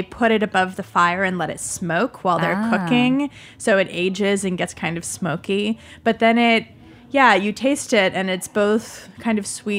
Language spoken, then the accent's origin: English; California, United States; also born or lived in Yunnan; We're in the East Bay now in California, and I'm from California, so we're enjoying it there. And the East Bay is a very interesting part of the world with people from all over living there.